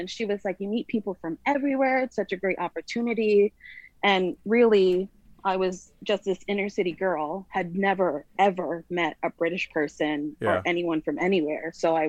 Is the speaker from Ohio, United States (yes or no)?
no; Lake Hill, New York, United States; I'm from New York. I come from a town upstate New York, just outside of Woodstock, called Lake Hill.